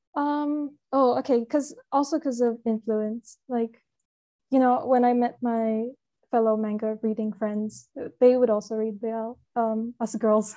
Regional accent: Hong Kong; I'm from Hong Kong

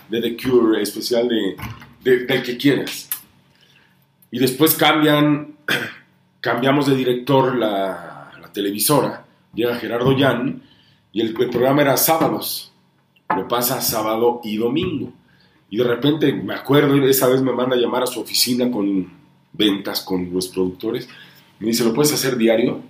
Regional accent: Honduras; also born or lived in Tlapa de Comonfort, Guerrero, Mexico; now in Puebla, Mexico; mi mamá es de Honduras y yo pues crecí en el Caribe hondureño, crecí en, Tegucigalpa, en la capital, en San Pedro Sula

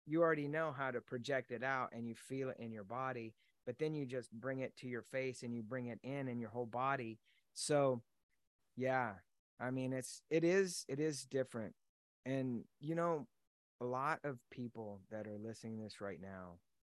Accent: Los Angeles, California, United States; moved away as an adult; now in Texas, United States; I grew up in Los Angeles

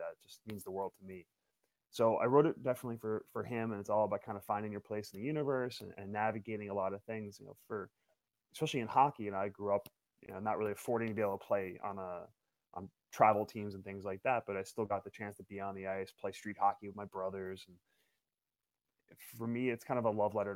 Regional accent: Yonkers, New York, United States; I ended up back working for a company called Kawasaki out of Yonkers, which is about three blocks from where I was born. I'm a New Yorker, born and raised.

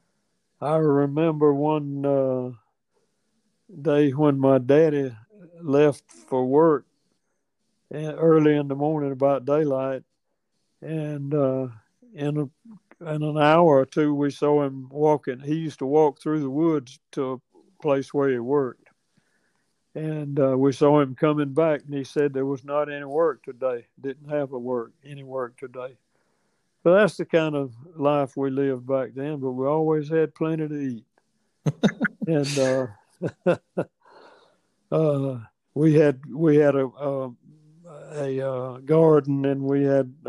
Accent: Attapulgus, Georgia, United States; I was born in Attapulgus

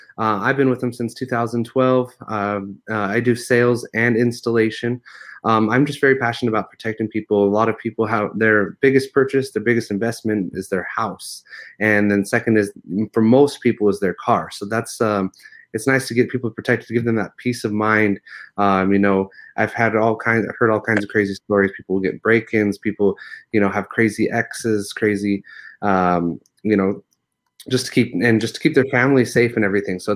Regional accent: Utah, United States; now in Las Vegas, United States; I'm from Utah originally

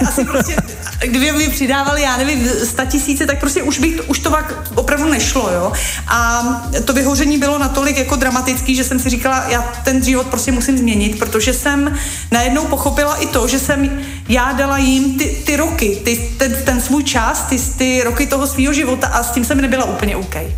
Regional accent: Czechia; my jako Češi

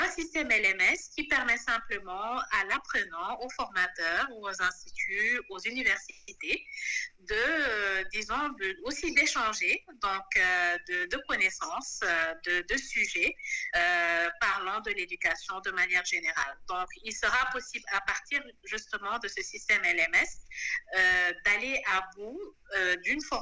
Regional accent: Senegal; je suis une Sénégalaise de, de, 33 ans

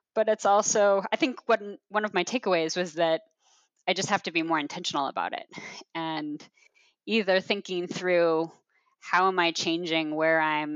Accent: Portland, Oregon, United States; also born or lived in Chicago; now in Portland, United States; I grew up in Portland

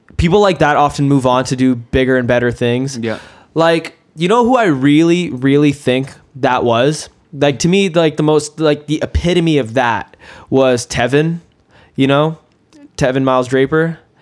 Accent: Kelowna, British Columbia, Canada; I went to South Rutland Elementary. I went to RMS and RSS too

